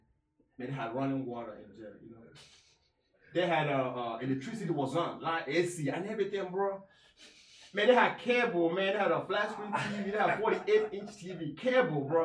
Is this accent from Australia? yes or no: no; Nigeria; now in United States; when I grew up in Nigeria, it was rough